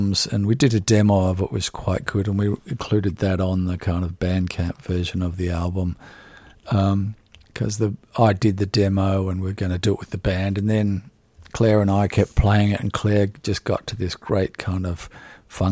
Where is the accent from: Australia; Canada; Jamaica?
Australia; about being an Australian artist